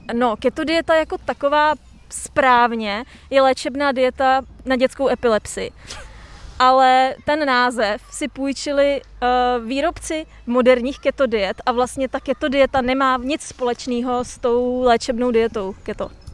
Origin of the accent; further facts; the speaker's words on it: Plzeň, Plzeň Region, Czechia; já jsem z Plzně